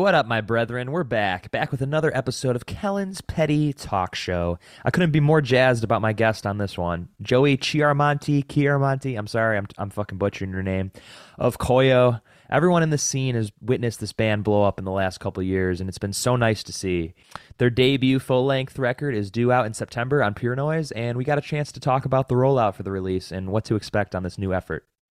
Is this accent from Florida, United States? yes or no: no; Buffalo, New York, United States; I'm from Buffalo